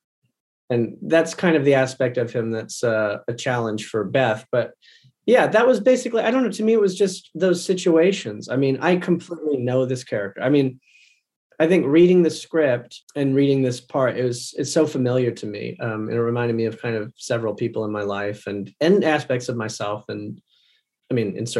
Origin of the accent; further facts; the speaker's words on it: outside of Toronto, Ontario, Canada; I grew up outside of Toronto